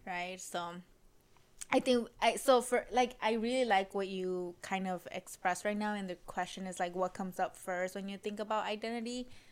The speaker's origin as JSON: {"language": "English", "town": "Los Angeles", "region": "California", "country": "United States", "tie": "born or raised there", "said": "daughter of immigrants, or my parents are immigrants, born and raised in South LA."}